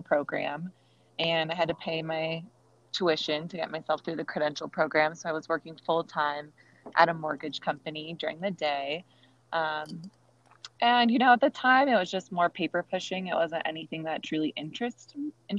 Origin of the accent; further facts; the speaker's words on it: Fullerton, California, United States; I grew up in Fullerton, California.